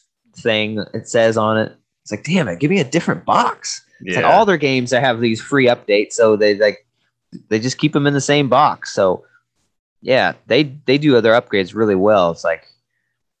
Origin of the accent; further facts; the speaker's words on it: Washington, United States; we're from Washington